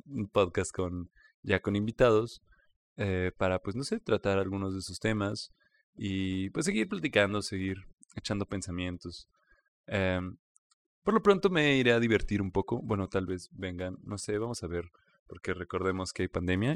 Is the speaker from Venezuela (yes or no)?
no; Mexico; como mexicanos